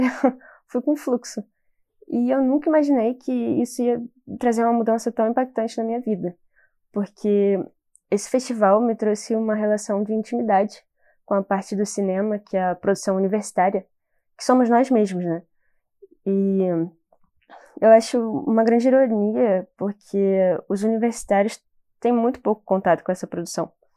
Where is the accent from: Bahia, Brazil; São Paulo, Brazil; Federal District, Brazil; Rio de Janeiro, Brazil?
Rio de Janeiro, Brazil; eu sou do Rio